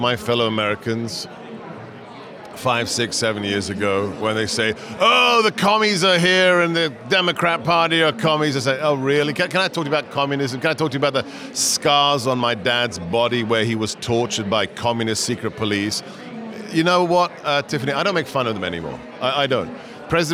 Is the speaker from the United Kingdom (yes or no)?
yes; England, United Kingdom; moved away as an adult; also born or lived in Hungary; now in United States; I was born and raised in England. Moved to post-communist Hungary after the fall of the Berlin Wall, lived there for 15 years